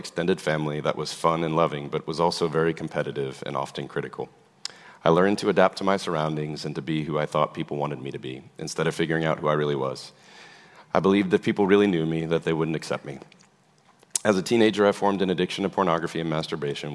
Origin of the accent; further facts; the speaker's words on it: New Orleans, Louisiana, United States; I was born in New Orleans to parents who were babies themselves.